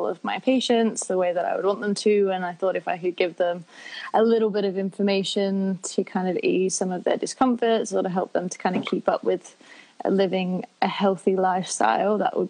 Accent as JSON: {"language": "English", "town": "Sydney", "region": "New South Wales", "country": "Australia", "moved": "as an adult", "lives_now": "London, United Kingdom", "said": "I am from Sydney."}